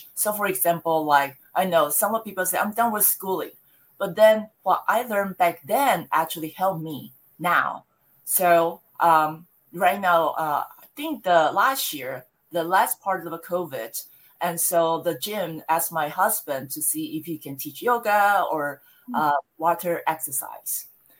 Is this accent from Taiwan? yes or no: yes; Taiwan; moved away as an adult; also born or lived in Louisiana / Florida; now in United States; I born and raised in Taiwan. And then I came to the United States after I finished a college degree, which is in the international business.